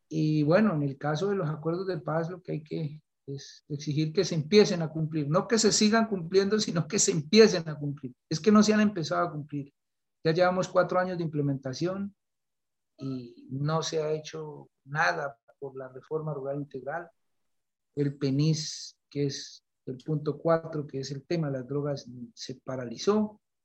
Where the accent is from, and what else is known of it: Colombia